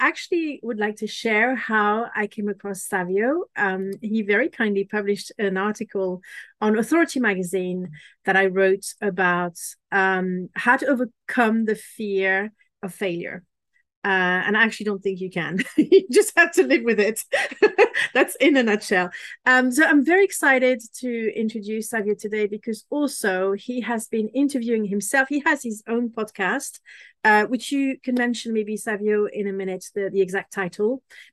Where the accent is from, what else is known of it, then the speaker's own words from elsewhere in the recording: Paris, Île-de-France, France; now in Bristol, United Kingdom; I come from Paris in France. I now live near Bristol in a little village